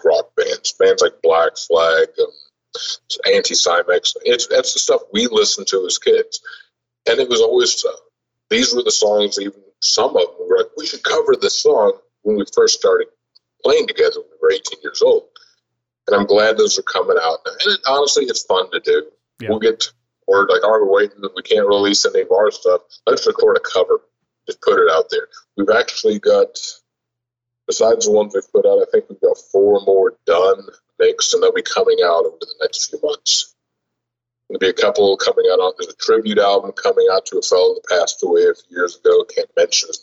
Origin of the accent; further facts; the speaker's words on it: Kentucky, United States; I'm from Kentucky